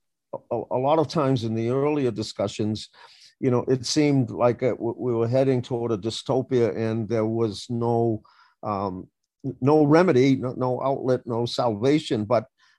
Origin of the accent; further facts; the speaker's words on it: Boston, Massachusetts, United States; I grew up in the inner city, I grew up in Roxbury